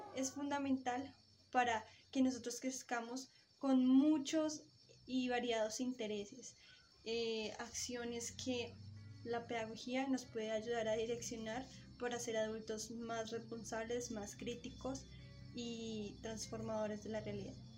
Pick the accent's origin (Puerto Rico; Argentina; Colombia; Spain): Colombia; un legado que nos afianza como colombianos